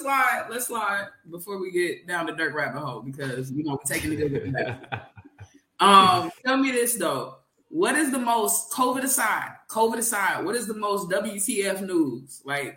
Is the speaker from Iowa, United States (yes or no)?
no; Kansas City, Missouri, United States; I'm from Kansas City, Missouri specifically.